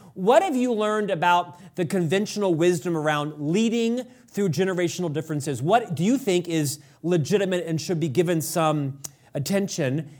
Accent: Orlando, Florida, United States; moved away as an adult; now in Utah, United States; I'm an Orlando boy, born and raised in Orlando, Florida, transplanted out to Utah 30 years ago

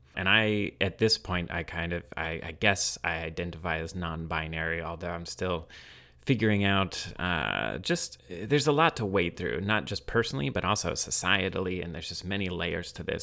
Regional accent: Midwest, United States; growing up in the Midwest

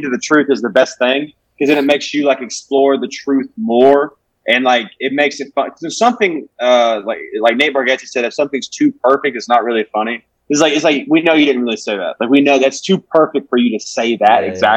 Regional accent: Alabama, United States; moved away as an adult; now in Los Angeles, United States; I'm moving here. I'm from Alabama

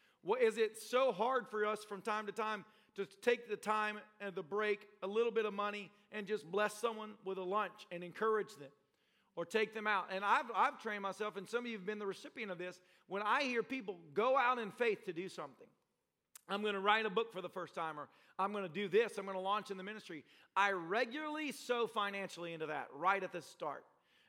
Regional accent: Nashville, Tennessee, United States; also born or lived in Tampa, United States; when I went to Bible college in Tampa, Florida, I came from Nashville, Tennessee.

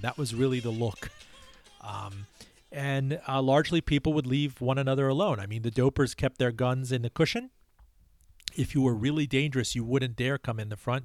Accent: Miami, Florida, United States; born or raised there; English is a second language; also born or lived in Iran

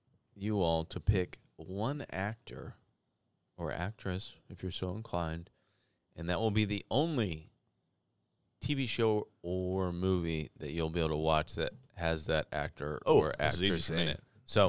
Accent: St. Louis, Missouri, United States; You know what's funny? I somebody asked me where I grew up, and I said I grew up in St. Louis.

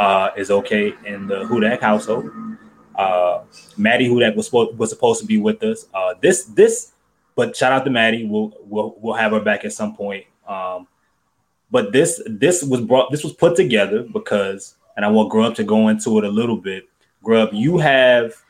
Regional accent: New Orleans, Louisiana, United States; growing up in New Orleans.

